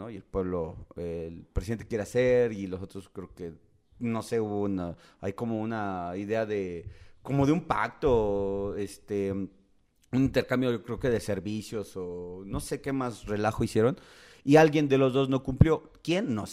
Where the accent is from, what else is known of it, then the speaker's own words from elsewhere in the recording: Santa Ana Chiautempan, Tlaxcala, Mexico; Mi pueblo bicicletero, le digo yo.